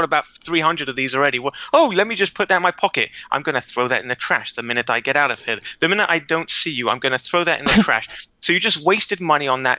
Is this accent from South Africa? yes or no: no; London, United Kingdom; now in Israel; I was born and raised in London.